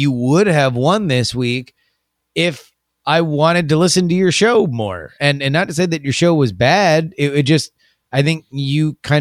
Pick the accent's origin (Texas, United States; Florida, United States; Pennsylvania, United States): Florida, United States; Pembroke Pines area; Pembroke Pines. No, that's right around my stomping ground